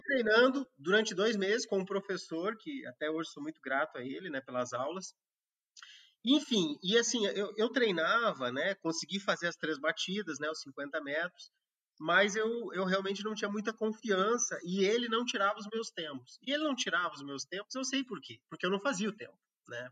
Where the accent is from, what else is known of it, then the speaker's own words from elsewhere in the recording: Rio Grande do Sul, Brazil; moved away as an adult; also born or lived in Pará; now in Acre, Brazil; eu que sou do Rio Grande do Sul e morei a maior parte da minha vida na região sul do país